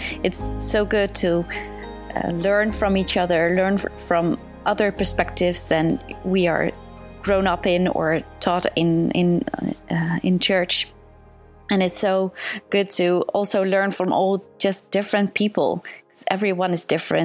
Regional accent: Netherlands; I'm from the Netherlands.

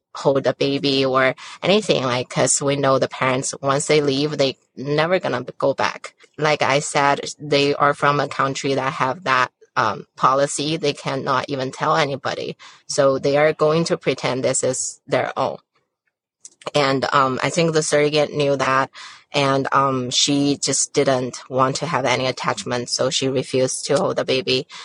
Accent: China; now in United States; I was born and raised in China

